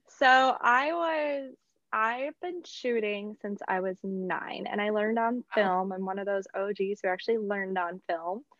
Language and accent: English; South Dakota, United States; moved away as an adult; also born or lived in Mankato, Minnesota; now in North Carolina, United States; I'm originally from South Dakota, the state with no pro sports